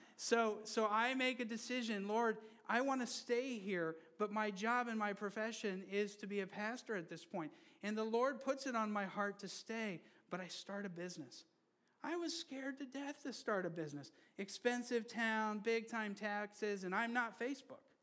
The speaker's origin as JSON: {"language": "English", "country": "Brazil", "tie": "born or raised there", "moved": "yes", "said": "I grew up in Brazil. And I grew up under a military government for a while"}